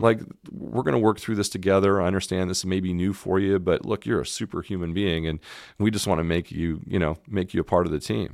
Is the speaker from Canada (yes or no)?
yes; Canada; moved away as an adult; also born or lived in Montreal / Toronto; now in Memphis, United States; as a Canadian